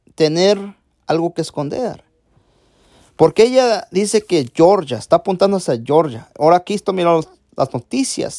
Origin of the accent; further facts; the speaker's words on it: Mexico; Yo soy mexicano